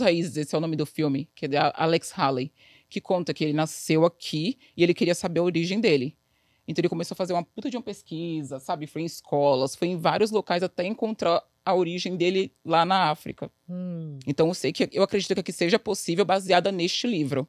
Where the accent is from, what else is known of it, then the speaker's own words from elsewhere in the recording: Brazil; moved away as an adult; now in New York, United States; da onde você é? Aí eu falei, do Brasil